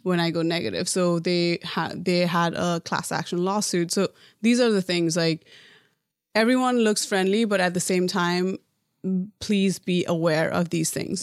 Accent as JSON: {"language": "English", "country": "Nepal", "tie": "born or raised there", "moved": "as an adult", "lives_now": "United States", "said": "growing up in Nepal"}